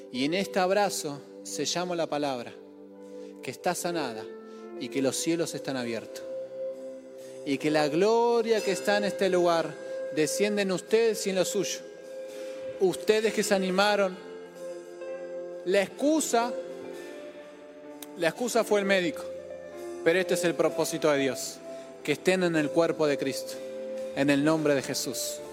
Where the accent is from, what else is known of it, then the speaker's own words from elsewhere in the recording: Formosa, Argentina; Soy de Formosa, mi vieja de Formosa.